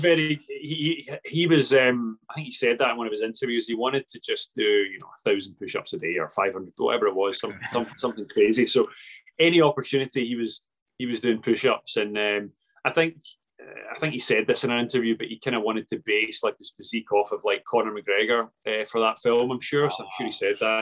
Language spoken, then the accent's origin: English; Paisley, Scotland, United Kingdom; I'm from Paisley